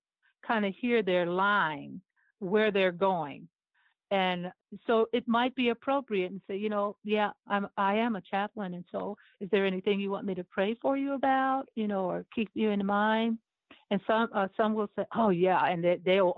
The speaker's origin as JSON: {"language": "English", "town": "Cleveland", "region": "Ohio", "country": "United States", "tie": "born or raised there", "said": "I'm from Cleveland, Ohio. And, you know, that's where I was born and raised"}